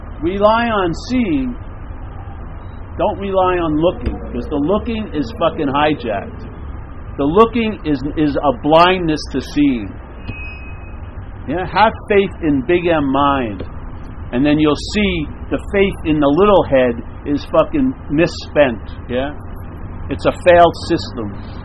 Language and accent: English; Long Island, New York, United States; now in San Francisco, United States; I'm from Long Island, New York.